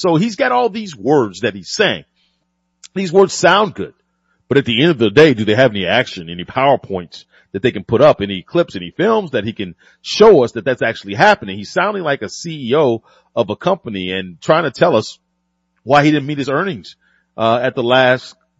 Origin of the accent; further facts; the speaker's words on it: the South, United States; born and raised in the South